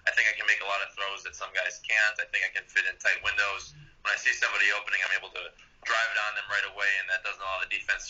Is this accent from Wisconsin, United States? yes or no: yes; Wisconsin, United States; also born or lived in Ohio; now in Miami, United States; I came from Wisconsin